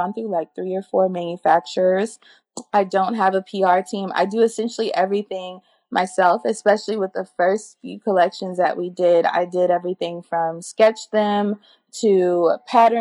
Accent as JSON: {"language": "English", "town": "New Orleans", "region": "Louisiana", "country": "United States", "said": "I'm from New Orleans and New Orleans is a melting pot"}